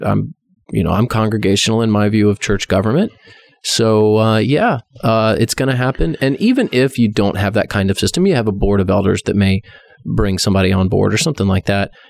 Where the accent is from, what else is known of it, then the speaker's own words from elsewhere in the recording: Texas, United States; I am Texan.